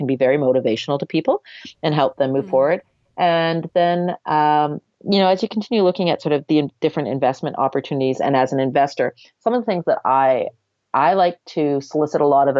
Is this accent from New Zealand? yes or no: no; Canada; we're Canadian